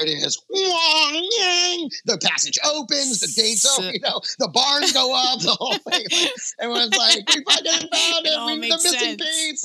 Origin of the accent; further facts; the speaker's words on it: Dallas, Texas, United States; moved away; also born or lived in San Jose, California; I was raised in Dallas, Texas. Dallas is really where I kind of grew up.